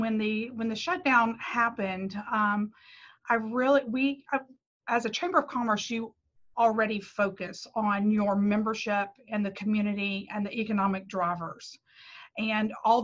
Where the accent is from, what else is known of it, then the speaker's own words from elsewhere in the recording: Bossier City, Louisiana, United States; I love taking care of my hometown